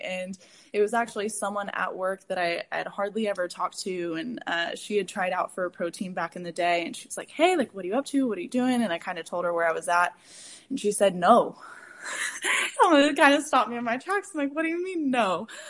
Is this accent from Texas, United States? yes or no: yes; San Antonio, Texas, United States; moved away as an adult; also born or lived in Denton, Texas; now in Houston, United States; I am from San Antonio, Texas